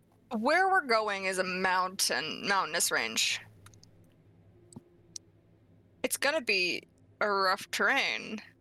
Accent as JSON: {"language": "English", "country": "Canada", "said": "I'm Canadian."}